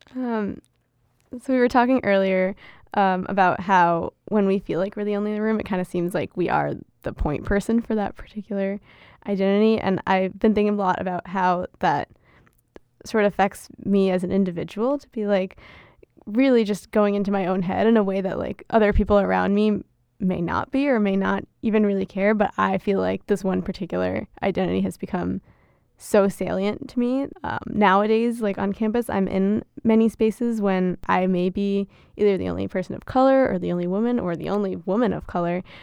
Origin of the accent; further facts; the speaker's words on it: United States; accent: American; first language Gujarati; was also born and raised here, just, you know, born with, with American citizenship